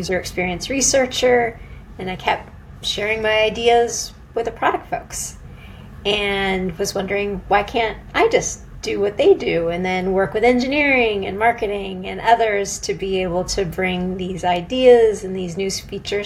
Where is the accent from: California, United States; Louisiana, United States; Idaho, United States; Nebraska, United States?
California, United States; Silicon Valley; moved away as an adult; also born or lived in San Diego / Boston / London; I grew up in Silicon Valley